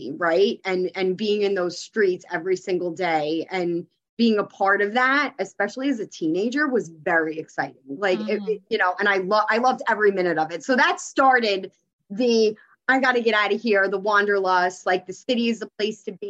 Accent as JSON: {"language": "English", "town": "New York City", "region": "New York", "country": "United States", "tie": "born or raised there", "moved": "yes", "said": "But I'm originally from Queens. I'm originally from the city. And I was born and raised there and grew up there my whole life."}